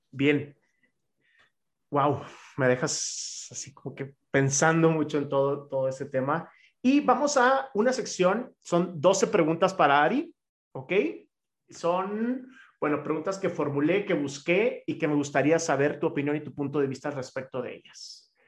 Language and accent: Spanish; Chihuahua, Mexico; now in Mexico City, Mexico; soy de Chihuahua, entonces entiendo perfectamente lo que es venir de una ciudad